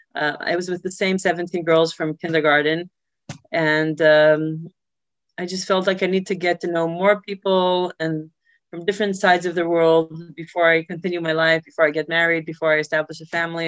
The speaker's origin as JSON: {"language": "English", "town": "Safed", "region": "Northern District", "country": "Israel", "tie": "born or raised there", "also_born_or_lived": "New York, United States", "moved": "as an adult", "lives_now": "Vienna, Austria", "said": "when I was three, my parents decided to make Aliyah and moved to Israel. So I basically grew up in Sfat, um, a small town in the north"}